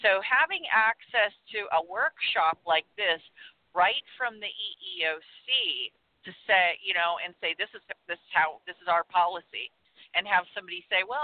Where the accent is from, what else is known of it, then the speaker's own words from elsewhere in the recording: Southern California, United States; I'm from Southern California